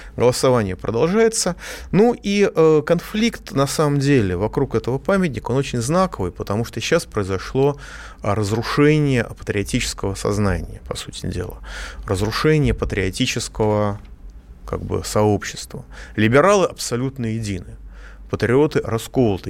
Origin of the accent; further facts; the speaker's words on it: Moscow, Russia; я, как москвич